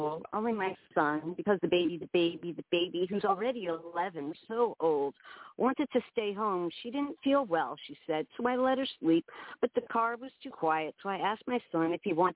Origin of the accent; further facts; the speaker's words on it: New York City, New York, United States; moved away as an adult; also born or lived in Manhattan / South Florida; now in Willow, United States; I live in Willow, Alaska, but I was born in Manhattan, and I grew up in Queens till my mid-20s